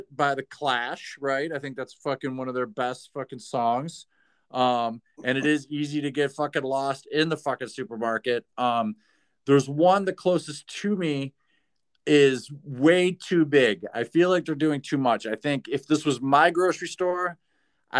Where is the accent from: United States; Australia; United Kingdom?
United States; Michigan; I'm from Michigan